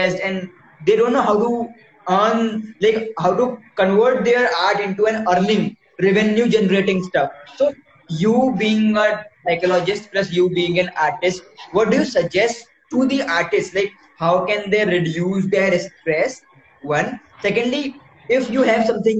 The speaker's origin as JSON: {"language": "English", "region": "Uttar Pradesh", "country": "India", "said": "we are from Uttar Pradesh, so we basically speak Hindi"}